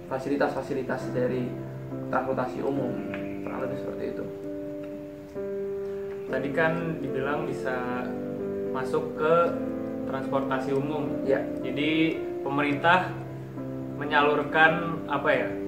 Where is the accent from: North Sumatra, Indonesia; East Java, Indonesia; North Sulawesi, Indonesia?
East Java, Indonesia; Malang; Nah, di Malang.